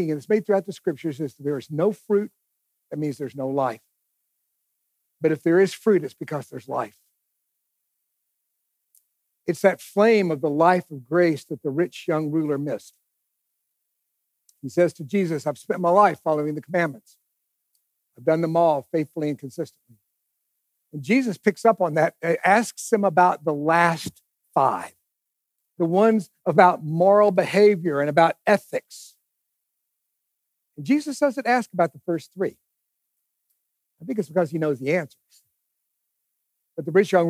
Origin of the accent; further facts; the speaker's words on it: East Texas, United States; I grew up in East Texas